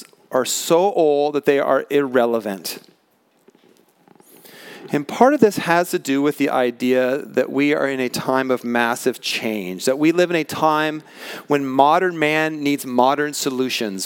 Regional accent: Pacific Northwest, United States; I grew up in the Pacific Northwest

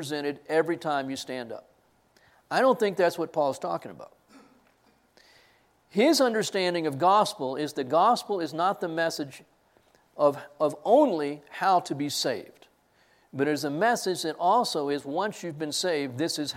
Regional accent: Corpus Christi, Texas, United States; I grew up in Corpus, South Texas

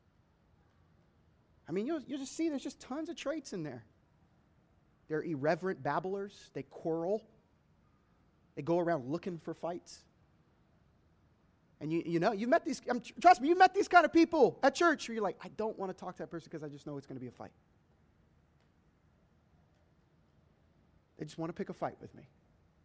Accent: United States

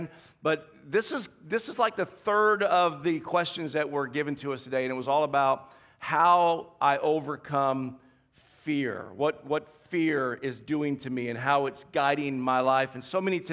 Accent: the South, United States; moved away; I grew up in the South

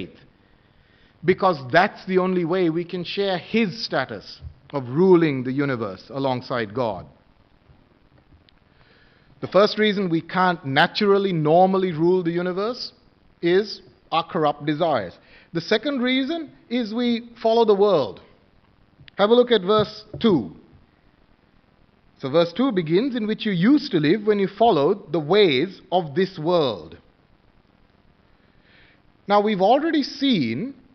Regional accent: Sri Lanka; moved away; where I come from, I was born in Sri Lanka, many of us, okay, born overseas, traditional

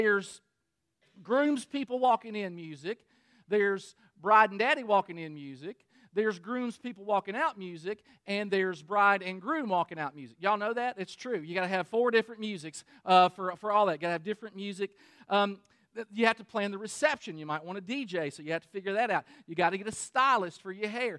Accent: Danville, Kentucky, United States; I'm from Kentucky. I'm from Danville, Kentucky, which is in Boyle County.

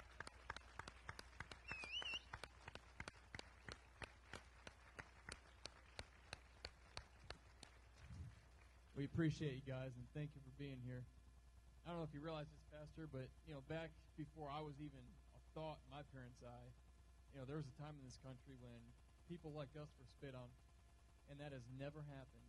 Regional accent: Jackson, Michigan, United States; now in Dallas, United States; I grew up in Jackson, Michigan, about an hour west of Detroit, Michigan. And I am in Texas now. I live up in Dallas.

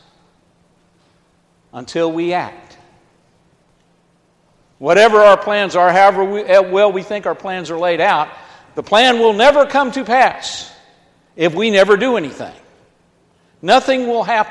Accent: Georgia, United States; I'm from Georgia

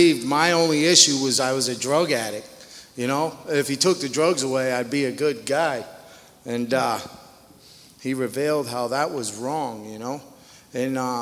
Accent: Connecticut, United States; moved away as an adult; I'm a junkie from Connecticut

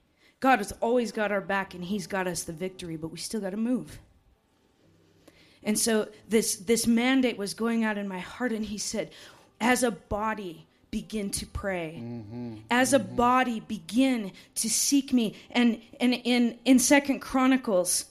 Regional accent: United States; also born or lived in Montana; I'm from Wyoming and Montana

